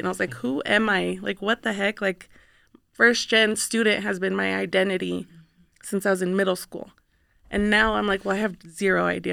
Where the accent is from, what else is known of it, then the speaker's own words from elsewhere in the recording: Reno, Nevada, United States; I grew up here in Reno, born and raised